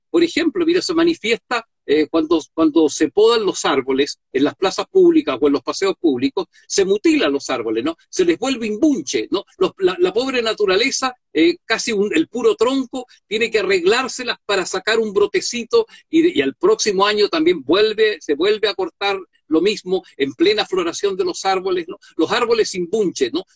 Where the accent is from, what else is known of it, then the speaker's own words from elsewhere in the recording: Chile; Los chilenos generalmente estamos enfermos de imagen